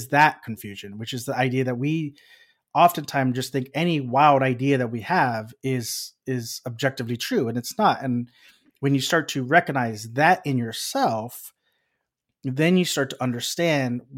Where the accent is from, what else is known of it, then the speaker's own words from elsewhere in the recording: Texas, United States; moved away; we're from Texas